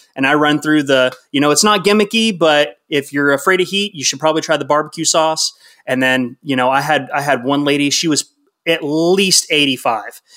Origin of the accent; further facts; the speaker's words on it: Atlanta, Georgia, United States; moved away as an adult; also born or lived in Texas (UTMB area); we're actually f, originally from Atlanta.